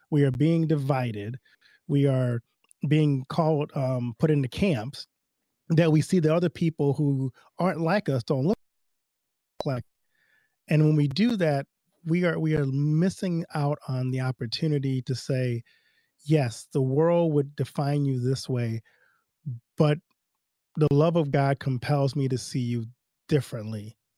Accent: Louisiana, United States; I grew up in Louisiana, like I talked about before, but I went to an all-white school, Lutheran school, in my elementary age.

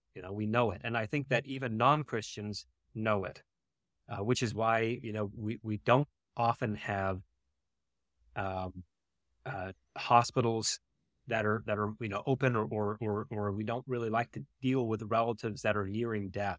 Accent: mountains of North Carolina, United States; moved away as an adult; also born or lived in Michigan; I grew up in North Carolina, in the mountains of North Carolina

